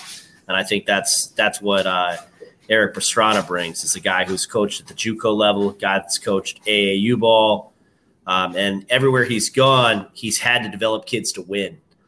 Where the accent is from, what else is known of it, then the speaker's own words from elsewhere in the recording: Jupiter, Florida, United States; also born or lived in Atlanta, Georgia; I'm from Atlanta, but I'm also from Jupiter. I went to Dwyer.